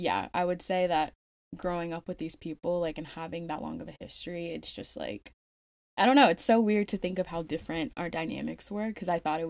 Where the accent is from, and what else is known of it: Louisiana, United States; born or raised there; moved away